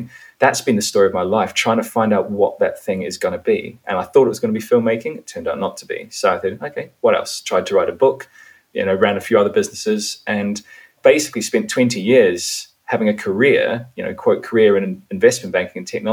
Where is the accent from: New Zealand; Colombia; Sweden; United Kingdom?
New Zealand; I grew up in New Zealand. That was where my parents chose to raise the family.